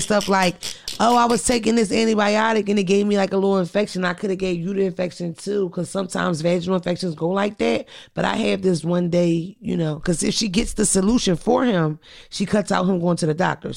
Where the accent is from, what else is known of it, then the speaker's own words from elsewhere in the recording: Philadelphia, Pennsylvania, United States; I'm from Philly.